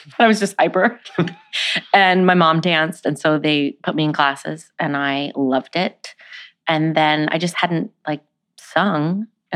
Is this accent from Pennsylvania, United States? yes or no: no; Northern California, United States; moved away; also born or lived in Los Angeles / New York; I grew up in California, yeah, Northern California, and I grew up on a cattle ranch